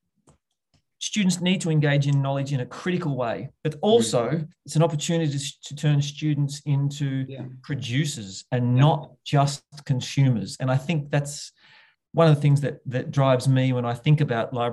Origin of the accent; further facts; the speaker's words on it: Bendigo, Victoria, Australia; my hometown here in little old Bendigo